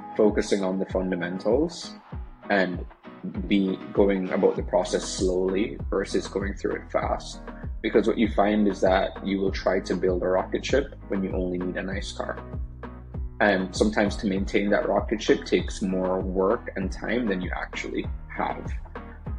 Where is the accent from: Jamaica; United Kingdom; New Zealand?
Jamaica; I'm from Jamaica, you might hear a accent slip out in, with different words that I say.